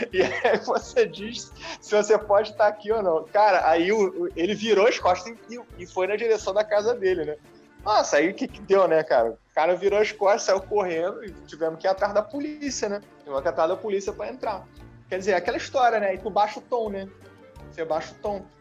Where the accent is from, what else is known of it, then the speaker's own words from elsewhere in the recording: Rio de Janeiro, Brazil; eu sou carioca, né? E aí fui fui morar em Santa Catarina de repente, né?